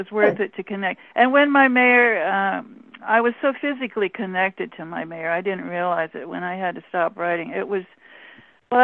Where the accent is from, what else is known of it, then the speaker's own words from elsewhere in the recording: Alaska, United States; not, because I'm from Alaska.